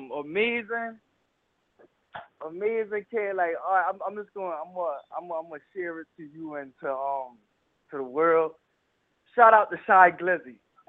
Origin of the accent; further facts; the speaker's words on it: Charleston, South Carolina, United States; also born or lived in Brooklyn, New York; I am born in Brooklyn, New York. I've been raised in Charleston, South Carolina.